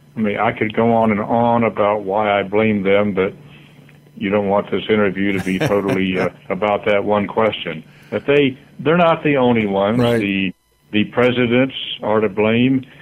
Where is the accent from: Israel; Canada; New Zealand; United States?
United States; Florida; my home state, Florida, where I was born.